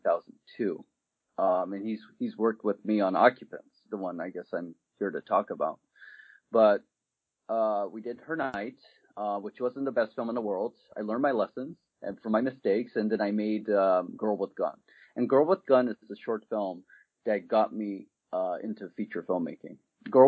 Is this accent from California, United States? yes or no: yes; Alameda, California, United States; also born or lived in Japan; I'm originally from Alameda, California, which is, I guess, like a suburb of San Francisco. I grew up in both Japan and the United States